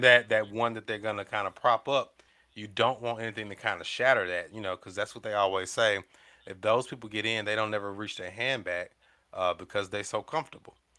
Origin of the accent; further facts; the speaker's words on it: the South, United States; I'm coming from the South